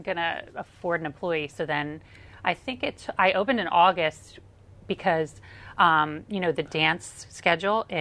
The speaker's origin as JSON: {"language": "English", "town": "Lansdale", "region": "Pennsylvania", "country": "United States", "tie": "born or raised there", "said": "I grew up in Lansdale"}